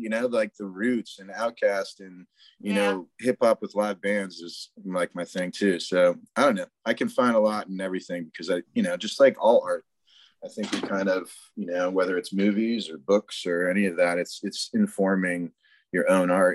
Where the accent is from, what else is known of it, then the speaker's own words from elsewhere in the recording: Cape Cod, Massachusetts, United States; moved away; also born or lived in North Carolina; I grew up in Massachusetts on Cape Cod